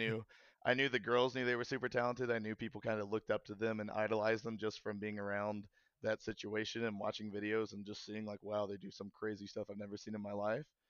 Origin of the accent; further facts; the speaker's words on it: Kentucky, United States; moved away; I'm from Kentucky originally